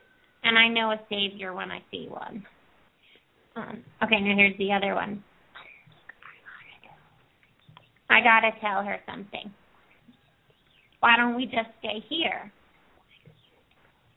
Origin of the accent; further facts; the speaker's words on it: East Coast, United States; moved away; also born or lived in Ojai, California; I grew up in the East Coast